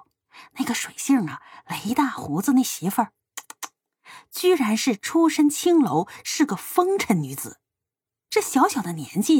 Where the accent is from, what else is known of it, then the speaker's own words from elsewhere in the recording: Northeast China, China; 在我的老家一个毗邻深山老林、名不见经传的东北小镇上，搬来了一户人家